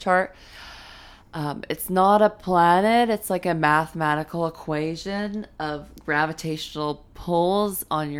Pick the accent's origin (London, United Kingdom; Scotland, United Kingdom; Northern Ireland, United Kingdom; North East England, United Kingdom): London, United Kingdom; growing up in London too